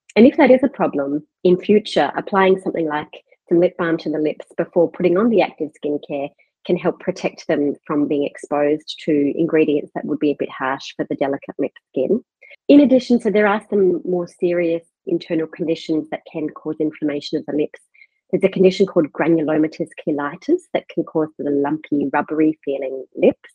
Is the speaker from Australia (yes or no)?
yes; Perth, Western Australia, Australia; moved away as an adult; now in Melbourne, Australia; I'm from Perth originally and did all my medical training in Western Australia